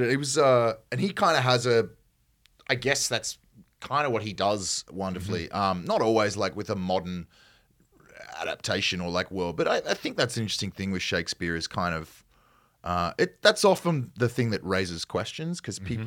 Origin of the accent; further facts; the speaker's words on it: Australia; accent: Australian; perhaps not as broad as my accent might get uh-huh. from an Australian standpoint